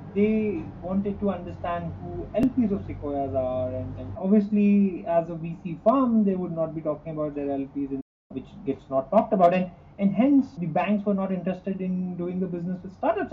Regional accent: India; moved away as an adult; also born or lived in Mumbai, India / Tokyo, Japan / Singapore; I'm originally from from India

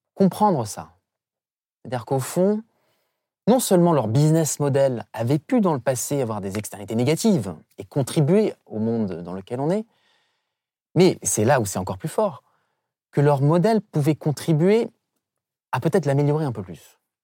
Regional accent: St. Pierre & Miquelon; je viens de Saint-Pierre-et-Miquelon, qui est effectivement euh, un archipel français près de l'Amérique euh, du Nord.

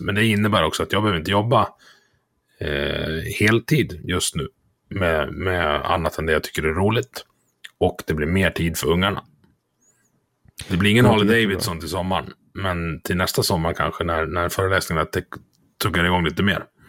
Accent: Dalarna County, Sweden; jag är från Dalarna, vi, vi känner varandra här

